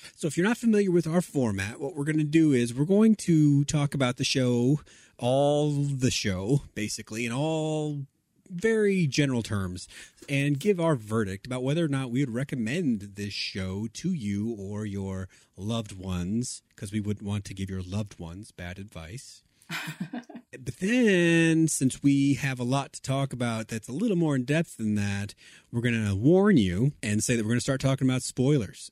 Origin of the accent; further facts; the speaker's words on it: Texas, United States; in my home state